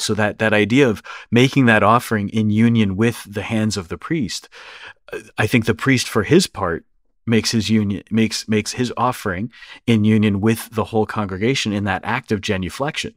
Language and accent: English; Northeast, United States; being American, being from the Northeast